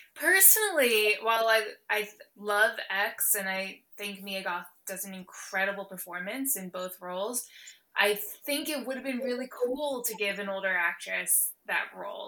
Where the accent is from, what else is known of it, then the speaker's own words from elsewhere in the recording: Morris County, New Jersey, United States; moved away as an adult; also born or lived in Los Angeles / Philadelphia; I grew up in Morris County